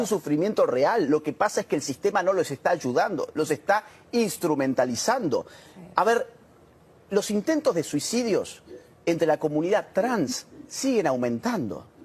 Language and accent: Spanish; Córdoba, Argentina; Córdoba, de donde yo soy